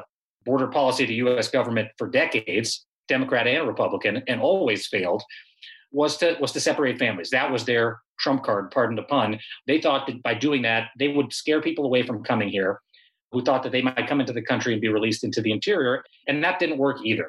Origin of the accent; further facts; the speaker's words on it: Southern California, United States; I'm from Southern California.